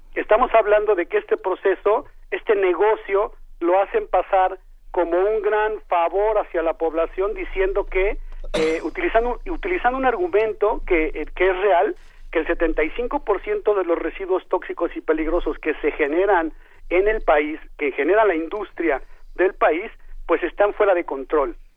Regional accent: Mexico City, Mexico; moved away as an adult; yo soy chilango, yo soy de allá, pero digamos, soy un eh, egresado de la UNAM que ha, hecho su vida fuera

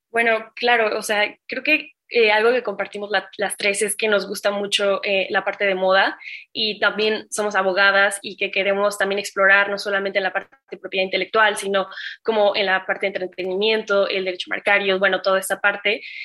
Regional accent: Mexico; como mexicanos

